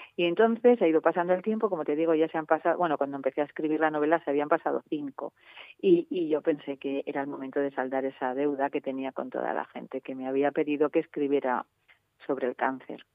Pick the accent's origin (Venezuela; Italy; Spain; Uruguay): Spain; Soria, Castile and León; moved away; soy soriana de pro, me encanta mi tierra